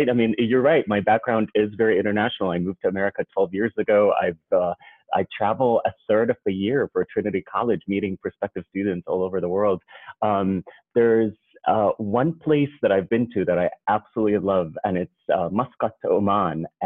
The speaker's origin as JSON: {"language": "English", "country": "Jordan", "moved": "as an adult", "lives_now": "United States", "said": "And I'm originally from Jordan, and I moved to the United States 12 years ago as an international student."}